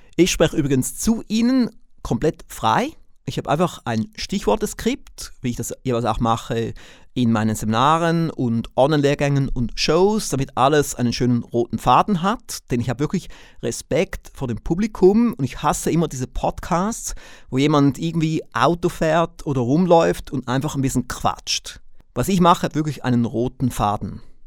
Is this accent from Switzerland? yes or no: yes; Switzerland; accent: Swiss; wie Sie aufgrund meines Akzents merken, bin ich kein Deutscher, ich bin auch kein Österreicher, sondern ich bin Schweizer.